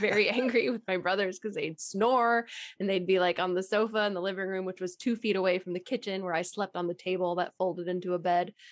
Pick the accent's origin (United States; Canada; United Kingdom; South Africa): United States; Texas; I'm originally from Texas and born and raised